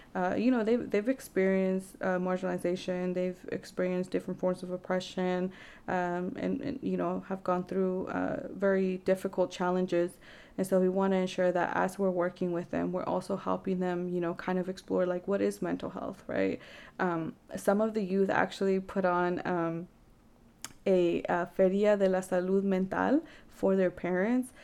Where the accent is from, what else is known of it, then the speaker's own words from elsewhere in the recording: Vancouver, Washington, United States; growing up in Vancouver, there wasn't really many resources